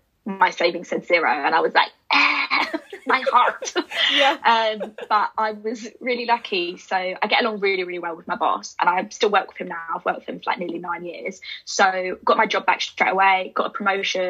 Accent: United Kingdom; moved away as an adult; now in London, United Kingdom; my hometown is quite close to London

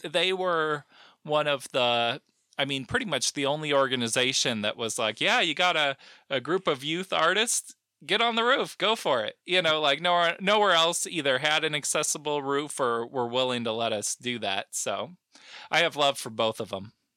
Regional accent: South Bend, Indiana, United States; moved away as an adult; also born or lived in St. Louis, Missouri / Costa Mesa, California; now in Olympia, United States; I'm from Southman, Indiana. And I've kind of, you know, I was there till I was eighteen

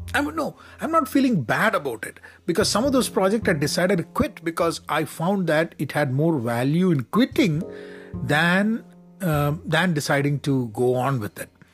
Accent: Kerala, India; I'm from Kerala in India

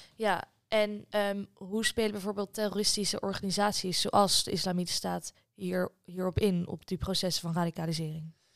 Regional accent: Netherlands; wij iets als Nederlanders

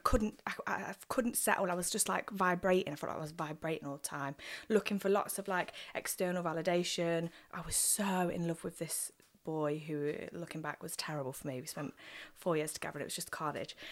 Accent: Nottingham, East Midlands, United Kingdom; also born or lived in Worksop / West Bridgford / Arnold; I grew up in Nottingham, born and bred, um, lived in Arnold almost all of my life

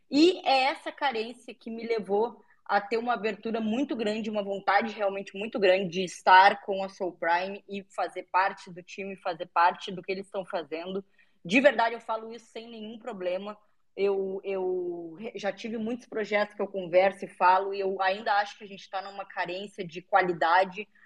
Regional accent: Brazil; Eu moro no Brasil, sou brasileiro, tudo daqui, mas estou fazendo tudo em inglês.

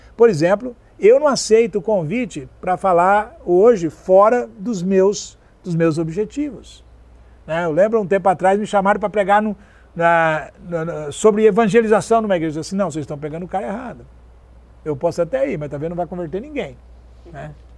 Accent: South Region, Brazil; Eu sou sulista

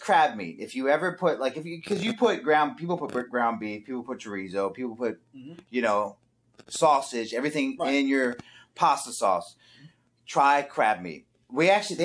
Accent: Baltimore, Maryland, United States; I'm from Baltimore

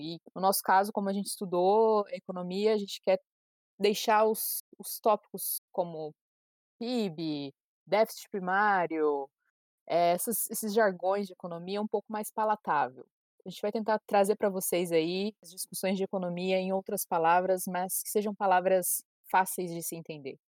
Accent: Brazil; moved away as an adult; sou brasileira, morava no Brasil até ano passado

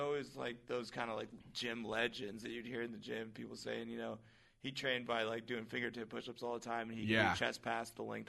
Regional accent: Washington, United States; I'm from Washington State

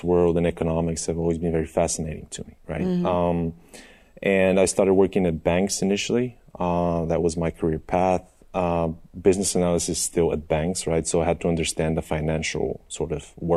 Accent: Sofia, Sofia City, Bulgaria; So I was born in Sofia. I was born and raised here

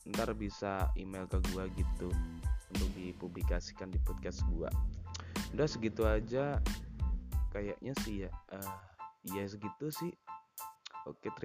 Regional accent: Java, Indonesia; kenalin dulu gue … uh, eh, gue dari Jawa

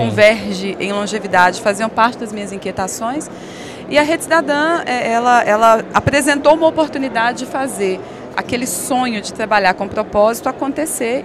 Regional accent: Belo Horizonte, Minas Gerais, Brazil; moved away as an adult; also born or lived in São Paulo; Eu sou de Belo Horizonte, com muita alegria, embora eu tenha morado em São Paulo por sete anos

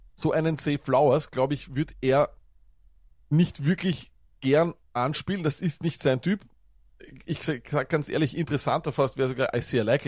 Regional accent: Austria; accent: Viennese

